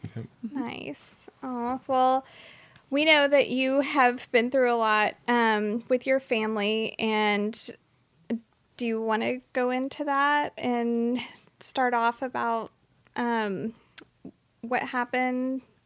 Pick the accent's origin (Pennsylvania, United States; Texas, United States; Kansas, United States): Texas, United States; Dallas; I went to high school in Dallas